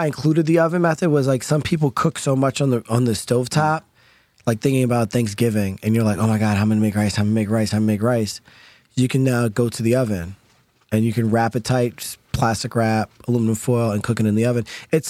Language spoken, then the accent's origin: English; Poconos, Northeast Pennsylvania, United States; also born or lived in Long Island; Yes, I grew up in Poconos.